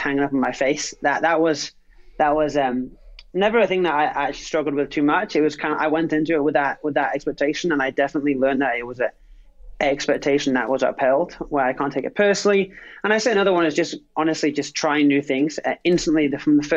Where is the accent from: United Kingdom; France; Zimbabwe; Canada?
United Kingdom; England; also born or lived in Phoenix, Arizona; now in United States; Lived obviously from England originally, and lived in various different states across the U.S.